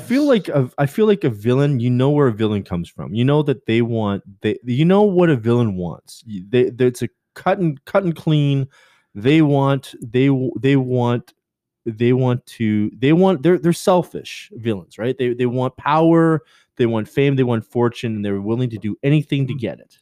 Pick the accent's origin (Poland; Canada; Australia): Canada; I'm Canadian.